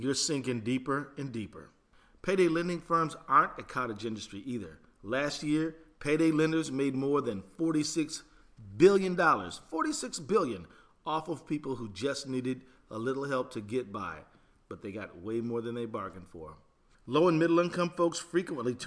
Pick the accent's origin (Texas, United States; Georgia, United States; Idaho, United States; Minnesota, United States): Minnesota, United States; Minneapolis; my hometown in Minneapolis